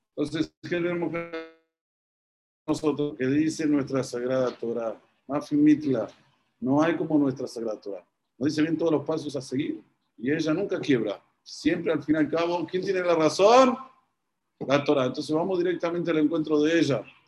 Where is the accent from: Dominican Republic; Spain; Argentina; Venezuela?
Argentina; aquí, en un país como es Argentina, que somos muy temperamentales